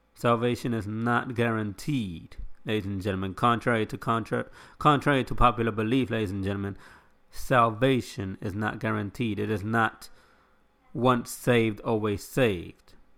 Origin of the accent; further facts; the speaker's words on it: United States; I live in this country